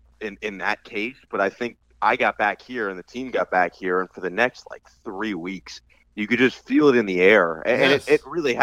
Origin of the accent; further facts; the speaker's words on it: New Jersey, United States; moved away as an adult; now in Los Angeles, United States; I'm from New Jersey. I grew up in the on the East Coast my entire 22 years up to that point, and so I was just an East Coast guy.